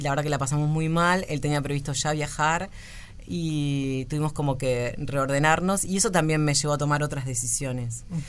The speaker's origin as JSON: {"language": "Spanish", "area": "Cordón", "region": "Montevideo", "country": "Uruguay", "tie": "born or raised there", "said": "yo toda la vida vi en Cordón"}